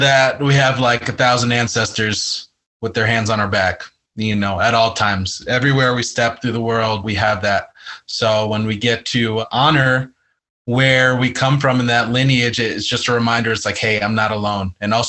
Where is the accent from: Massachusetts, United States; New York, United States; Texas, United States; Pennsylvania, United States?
New York, United States; also born or lived in Lake Tahoe Basin; now in Lake Tahoe, United States; currently residing in Washoe Paiute territory in the beautiful Lake Tahoe Basin, originally from New York. My mom's side of the family is part of the African diaspora, so of African ancestry, as well as Native American Cherokee. And then my father's side is from Colombia